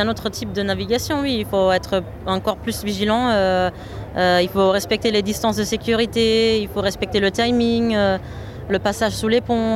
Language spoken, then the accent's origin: French; Germany; now in France; je suis allemande